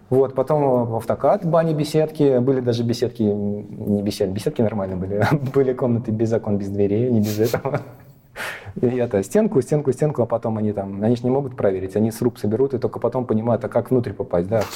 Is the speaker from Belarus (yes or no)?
yes; Belarus; also born or lived in Latvia; Когда был такой колобок, меня увезли угу. в Беларусь